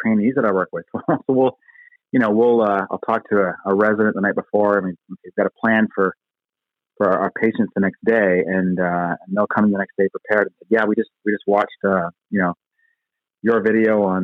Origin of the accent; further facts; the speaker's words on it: Ontario, Canada; moved away as an adult; also born or lived in New York City, United States; I was born and raised in the Great White North, in Ontario